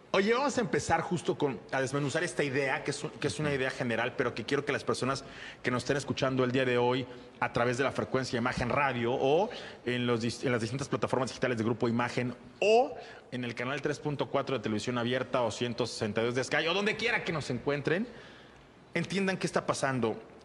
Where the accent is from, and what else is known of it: Mexico